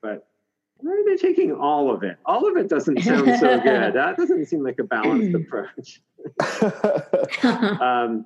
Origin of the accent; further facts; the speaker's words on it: Pasadena, California, United States; now in Eastern Sierra, United States; I grew up in Pasadena, actually.